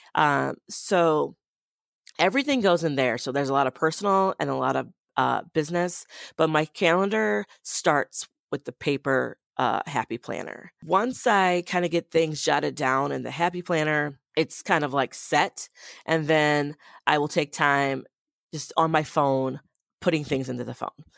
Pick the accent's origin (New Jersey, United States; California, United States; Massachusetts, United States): Massachusetts, United States; Boston; now in Madison, United States; I grew up in Boston